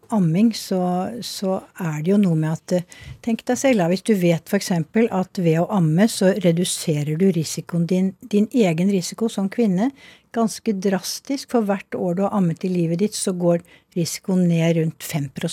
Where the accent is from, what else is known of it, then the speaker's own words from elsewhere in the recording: Snertingdal, Innlandet, Norway; jeg vokste jo opp delvis i Snertingdal